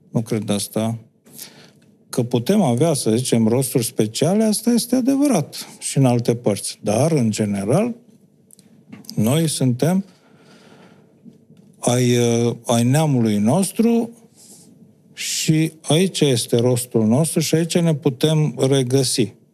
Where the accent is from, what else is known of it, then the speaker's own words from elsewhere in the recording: Romania; Pentru orice om e capitală, dar pentru noi cu atât mai mult. Noi uh, nu ne descurcăm în lumea asta, în lumea mare, să zicem, comunitatea europeană, cealaltă planetară, fără credința noastră.